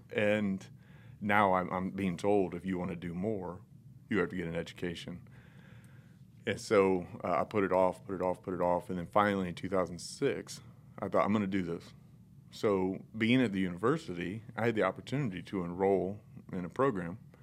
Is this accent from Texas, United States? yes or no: no; North Central Indiana, United States; I was raised in North Central Indiana by the all-American family almost